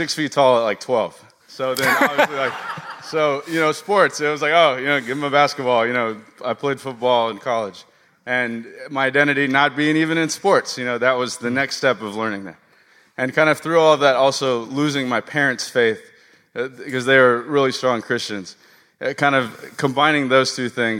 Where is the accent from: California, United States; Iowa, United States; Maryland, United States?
California, United States; Los Angeles; I grew up out here in West L.A.